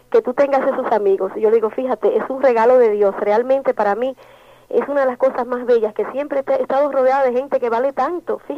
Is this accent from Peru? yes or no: no; Dominican Republic; Recuerdo que por los 70 72 se hizo un maratón en mi país, yo fui de aquí.